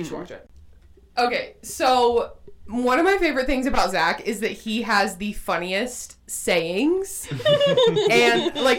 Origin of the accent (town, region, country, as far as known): North Georgia, United States